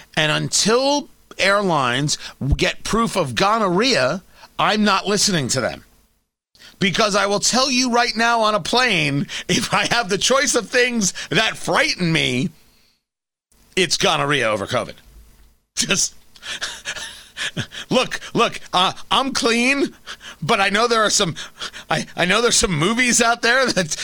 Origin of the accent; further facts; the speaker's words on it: United States; I'm an American